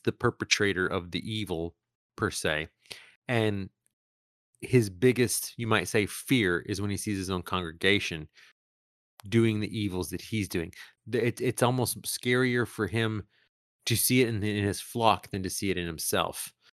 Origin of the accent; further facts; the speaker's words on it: Tegucigalpa, Francisco Morazán, Honduras; moved away; also born or lived in Texas; the town I'm from